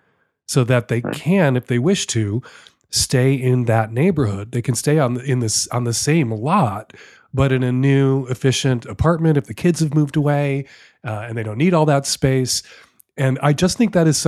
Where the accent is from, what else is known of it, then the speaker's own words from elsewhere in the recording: Chicago, Illinois, United States; now in Seattle, United States; I grew up in Chicago